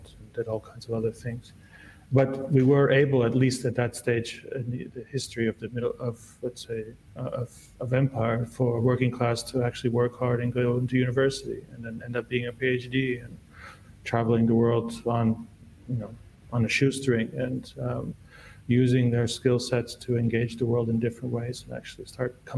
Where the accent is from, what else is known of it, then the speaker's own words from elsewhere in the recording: United States; moved away as an adult; also born or lived in Czechoslovakia / Canada; now in Lebanon; growing up in the United States.